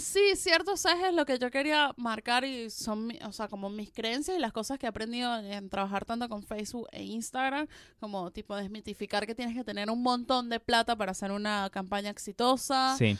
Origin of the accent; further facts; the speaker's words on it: Venezuela; now in Argentina; soy venezolana